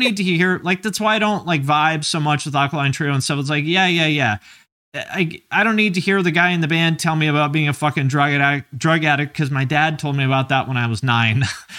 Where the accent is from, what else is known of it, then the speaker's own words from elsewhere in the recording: Chino, California, United States; now in Newport, United States; I live in Newport, but I'm from Chino. I'm from the wrong side of the tracks.